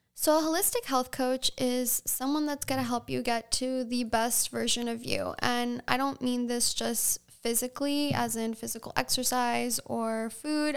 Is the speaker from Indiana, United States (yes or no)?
no; Sag Harbor, New York, United States; also born or lived in Southampton, New York / East Hampton, New York / Costa Rica; I was born in Southampton Hospital, grew up on top of Sag Harbor Pharmacy until I was about six years old, went to Sag Harbor Elementary